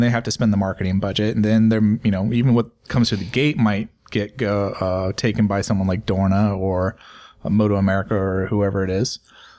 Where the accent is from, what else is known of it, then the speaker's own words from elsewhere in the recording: California, United States; I'm a transplant from California.